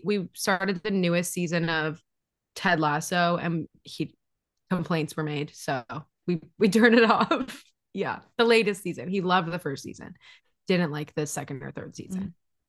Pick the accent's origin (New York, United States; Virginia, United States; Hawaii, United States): Hawaii, United States; also born or lived in Los Angeles; now in Seattle, United States; like I grew up in Hawaii and then lived in LA for school.